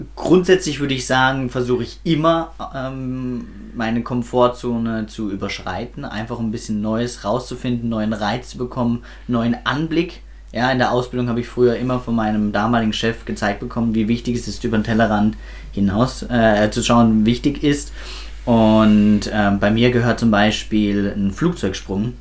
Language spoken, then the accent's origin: German; Swabia, Germany; da bin ich Schwabe